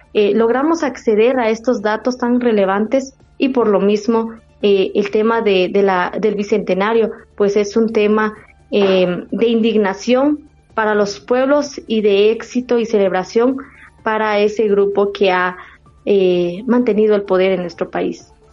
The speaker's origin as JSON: {"language": "Spanish", "area": "Mam people of Guatemala", "region": "western Guatemala", "country": "Guatemala", "first_language": "Mam", "second_language": "Spanish", "said": "Nosotros estamos situados en los departamentos de San Marcos, Huehuetenango, Quetzaltenango y Retauleu, somos el segundo idioma más hablado en el territorio de Guatemala"}